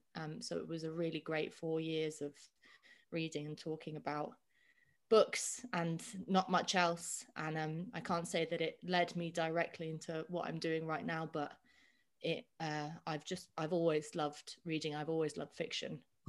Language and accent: English; London, United Kingdom; I was born on Moulins Road, which is now in a very hip part of Hackney near Victoria Park. And I've lived in Hackney and Highbury my whole life. My family is Irish from a tiny town called Dunard in Wicklow, but half of us live over here, and I've always lived in London.